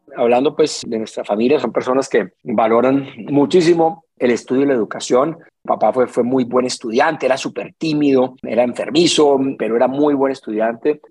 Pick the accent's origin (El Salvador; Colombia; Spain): Colombia; Cali, Valle del Cauca; Crecí en Pance en el sur de Cali.